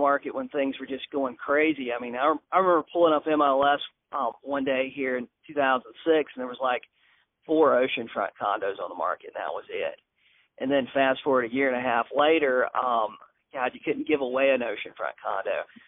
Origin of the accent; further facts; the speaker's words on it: Manning, South Carolina, United States; moved away as an adult; also born or lived in Alcolu, South Carolina; now in Myrtle Beach, United States; I grew up in Manning, South Carolina, close to Columbia